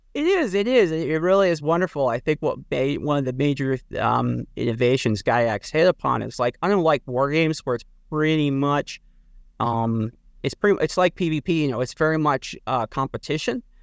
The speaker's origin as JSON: {"language": "English", "region": "Midwest", "country": "United States", "said": "I come from the Midwest"}